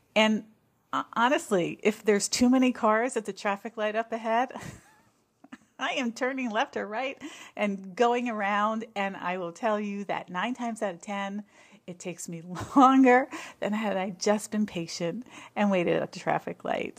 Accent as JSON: {"language": "English", "region": "New Jersey", "country": "United States", "tie": "born or raised there", "moved": "yes", "said": "I grew up in New Jersey, very, uh, close to New York City, fairly close to New York City"}